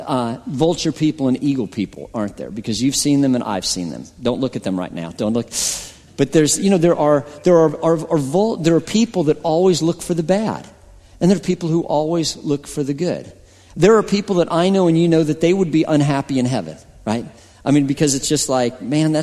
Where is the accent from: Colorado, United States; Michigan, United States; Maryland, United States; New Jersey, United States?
Colorado, United States; I'm from Colorado